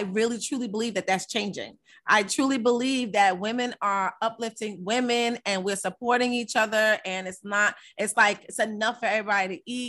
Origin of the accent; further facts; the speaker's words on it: Amityville, New York, United States; I'm from Amityville